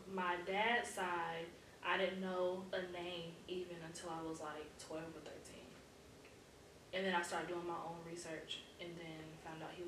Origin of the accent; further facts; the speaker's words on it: Pensacola, Florida, United States; I am fortunately from Pensacola, Florida. Born and raised